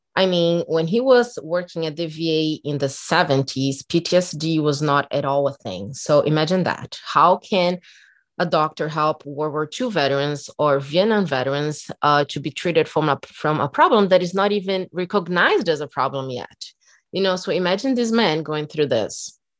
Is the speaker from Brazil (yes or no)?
yes; Brazil; English is a second language; moved away; I'm from Brazil